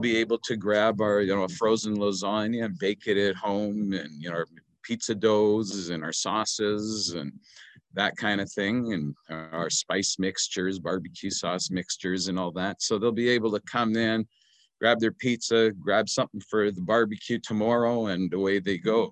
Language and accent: English; Okanagan, British Columbia, Canada; also born or lived in Edmonton, Alberta; I was very young, about six months old, when they moved to the sunny Okanagan